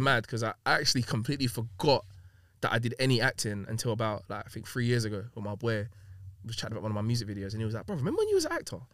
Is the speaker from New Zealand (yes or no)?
no; London, United Kingdom; also born or lived in Long Beach, California; My step family that I kind of had growing up in Hackney, then living in Long Beach, for a year